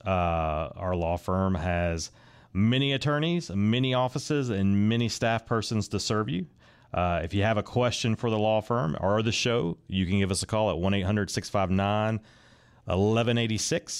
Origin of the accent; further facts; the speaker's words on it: Raleigh, North Carolina, United States; I am from Raleigh, kind of grew up on that side of Raleigh that's kind of in between Garner and Fuquay